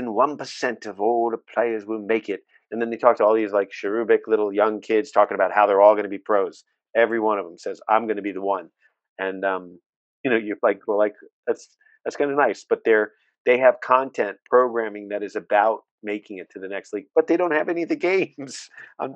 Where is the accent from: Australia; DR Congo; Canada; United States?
United States